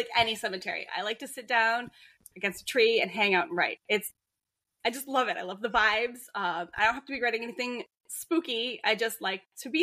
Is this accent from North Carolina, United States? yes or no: no; Vermont, United States; I'm from Vermont